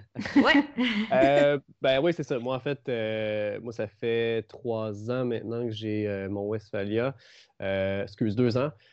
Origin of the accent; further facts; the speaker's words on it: Trois-Rivières, Quebec, Canada; moved away as an adult; now in Montreal, Canada; Je viens de Trois-Rivières